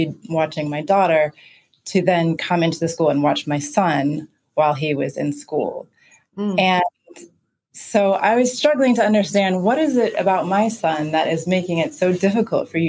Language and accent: English; Oakland, California, United States; moved away as an adult; now in Accra, Ghana; I'm from Oakland, California, which I would consider, when I grew up, was a Black city